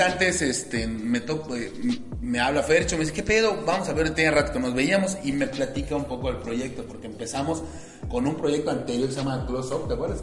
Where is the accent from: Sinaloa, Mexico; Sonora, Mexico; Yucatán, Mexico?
Yucatán, Mexico; Mérida; soy un yucateco orgullosamente yucateco, orgullosamente meridano